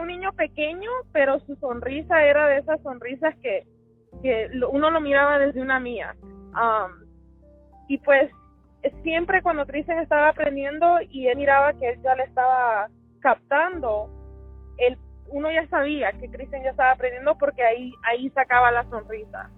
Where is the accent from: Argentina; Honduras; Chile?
Honduras; now in Conroe, United States; tengo una maestra catracha, así como yo, que los dos somos de Honduras